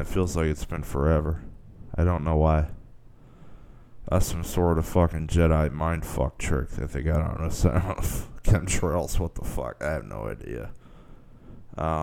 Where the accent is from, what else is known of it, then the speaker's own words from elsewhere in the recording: United States; I'm an American